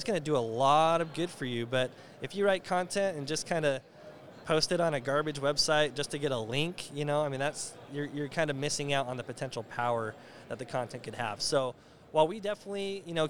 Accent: United States; I'm American.

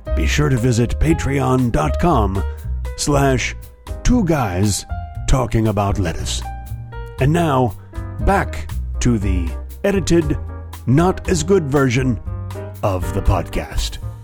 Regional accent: United States; As an American

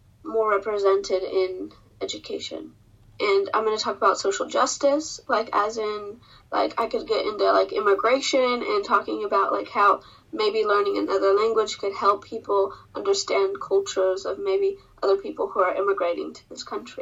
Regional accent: United States; first language English; I'm from the United States, and my first language is English

